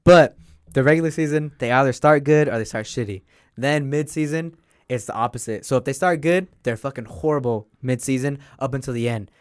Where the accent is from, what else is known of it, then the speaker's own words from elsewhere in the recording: Utah, United States; I'm from Utah